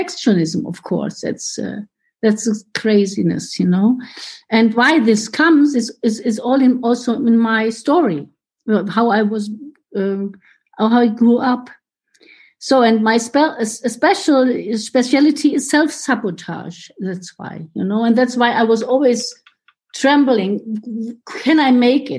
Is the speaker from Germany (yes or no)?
yes; Germany; first language German; English is a second language; from Germany. My home group is Munich these days